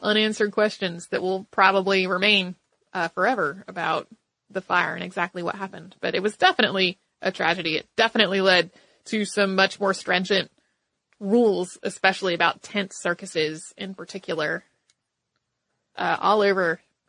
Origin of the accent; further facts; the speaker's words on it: Perth, Western Australia, Australia; I'm from Perth, Western Australia.